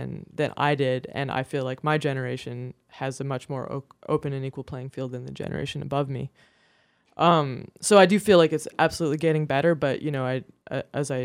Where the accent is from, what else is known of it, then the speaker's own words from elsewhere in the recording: Kelowna, British Columbia, Canada; now in Greenfield, United States; my hometown of Kelowna, British Columbia